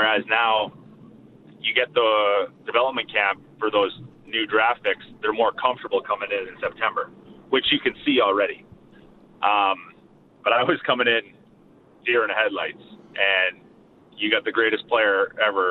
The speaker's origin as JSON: {"language": "English", "town": "Winnipeg", "region": "Manitoba", "country": "Canada", "said": "I'm actually from here"}